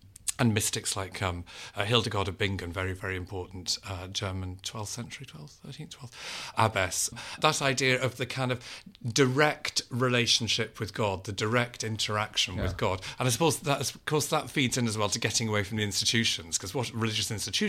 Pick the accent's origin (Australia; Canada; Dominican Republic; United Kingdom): United Kingdom; Liverpool, North West England; One was my own upbringing, in that I was brought up Catholic in Liverpool, which is a very Catholic place.